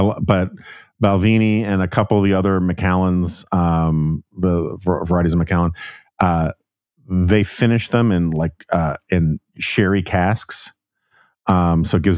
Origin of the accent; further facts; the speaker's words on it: New York, United States; I'm from New York